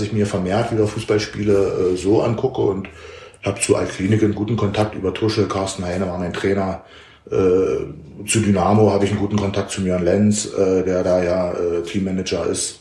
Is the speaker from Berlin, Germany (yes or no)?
yes; Berlin, Germany; ich habe ab dem zwölften Lebensjahr in Berlin gelebt